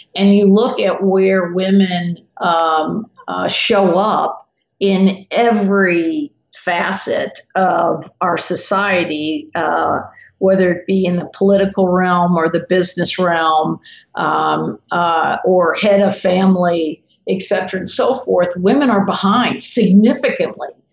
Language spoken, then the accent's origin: English; the South, United States; I'm from the South